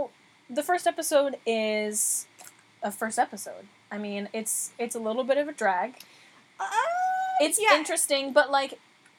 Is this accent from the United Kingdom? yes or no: no; East Coast, United States; I'm from the other coast